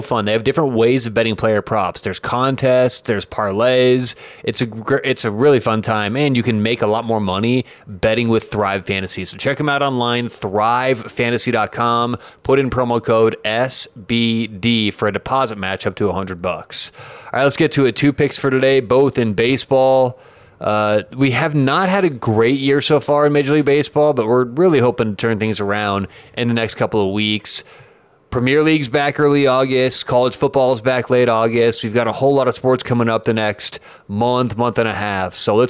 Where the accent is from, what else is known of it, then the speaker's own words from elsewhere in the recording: Denver, Colorado, United States; I'm from Denver, as a lot of you know